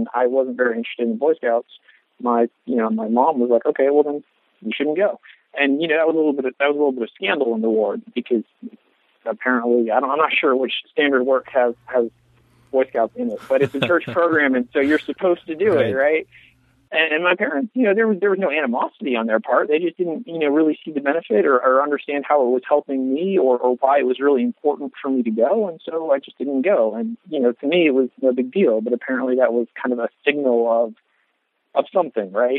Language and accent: English; East Coast, United States; I grew up on the East Coast.